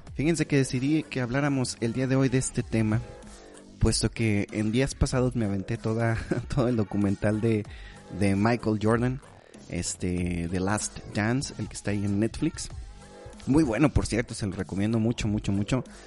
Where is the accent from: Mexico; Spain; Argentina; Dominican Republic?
Mexico; Durango; las personas que somos mexicanas